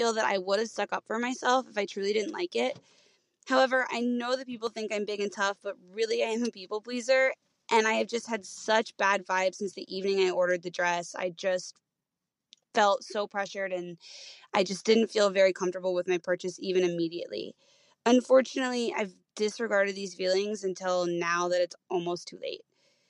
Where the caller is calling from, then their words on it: Cincinnati, Ohio, United States; I am calling from Cincinnati, Ohio.